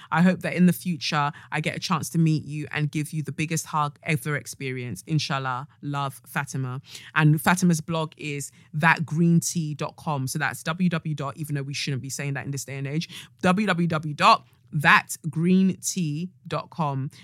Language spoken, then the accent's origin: English; Nigeria; as a Nigerian as well, where you're brought up by your family